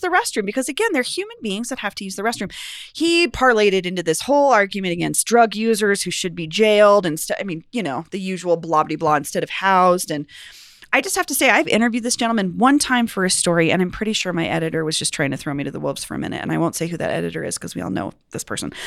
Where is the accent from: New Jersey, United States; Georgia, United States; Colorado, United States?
Colorado, United States; Cherry Creek; I grew up on the Cherry Creek